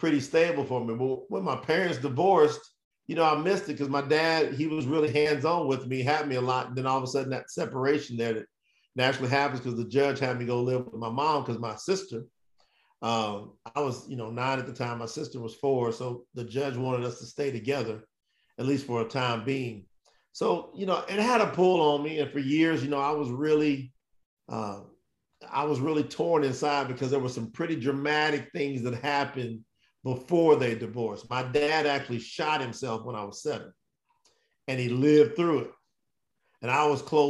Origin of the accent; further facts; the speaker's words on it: Winchester, Kentucky, United States; moved away; also born or lived in Florida; I was born in Kentucky, small town Winchester. And then my grandfather had a hog farm about 11 miles outside of town. So my initial upbringing really was very, very humble beginnings